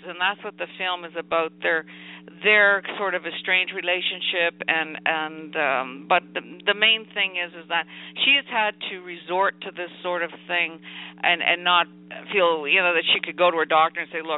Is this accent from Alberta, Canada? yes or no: no; Halifax, Nova Scotia, Canada; moved away as an adult; also born or lived in Montreal; I was originally from Halifax, Nova Scotia